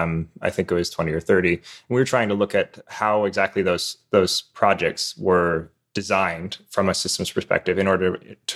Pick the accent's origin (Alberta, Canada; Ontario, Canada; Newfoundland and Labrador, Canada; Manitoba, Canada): Newfoundland and Labrador, Canada; Newfoundlander, actually. So I'm calling you from half an hour ahead of Atlantic.